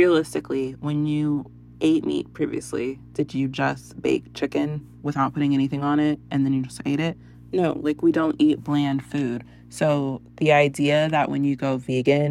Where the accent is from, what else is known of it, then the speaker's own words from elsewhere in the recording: San Antonio, Texas, United States; We're from San Antonio